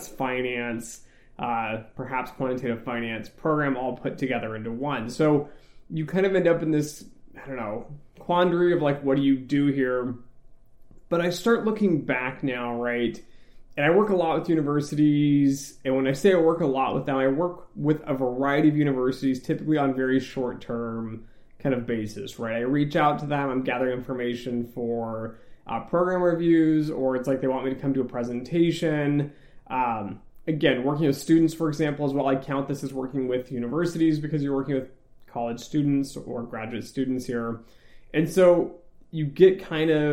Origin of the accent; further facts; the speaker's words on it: West Coast, United States; moved away as an adult; also born or lived in Michigan; I'm from the West Coast